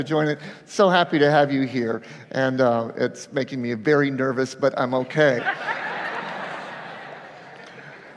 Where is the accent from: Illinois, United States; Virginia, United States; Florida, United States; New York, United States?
Florida, United States; Avon Park; I was growing up in Avon Park